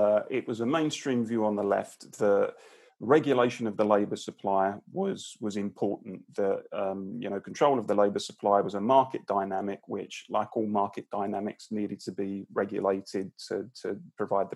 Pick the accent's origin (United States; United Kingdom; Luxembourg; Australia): United Kingdom; London; I grew up in the East London borough of Barking and Dagenham, a pretty sort of working class blue collar community